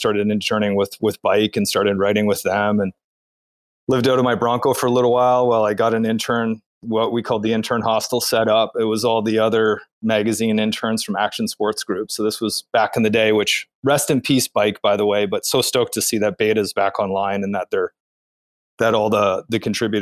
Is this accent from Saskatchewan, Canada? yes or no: no; Calgary, Alberta, Canada; moved away; I grew up in Calgary, Alberta.